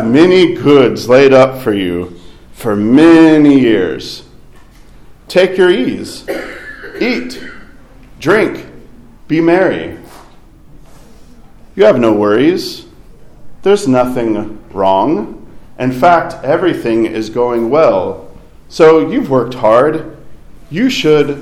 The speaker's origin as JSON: {"language": "English", "town": "Fayetteville", "region": "Arkansas", "country": "United States", "tie": "born or raised there", "moved": "yes", "said": "my hometown around Fayetteville, Arkansas"}